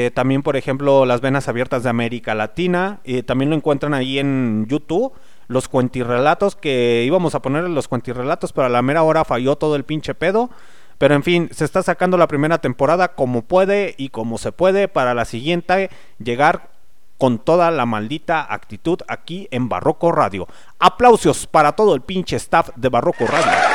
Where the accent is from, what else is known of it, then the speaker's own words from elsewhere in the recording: León, Guanajuato, Mexico; las personas que somos de aquí de León, Guanajuato